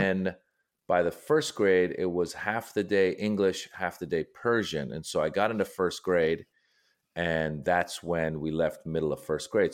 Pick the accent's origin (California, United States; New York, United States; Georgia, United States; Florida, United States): California, United States; Northern; also born or lived in Iran; I was born in Iran. and I left when I was six, and then I grew up in Northern California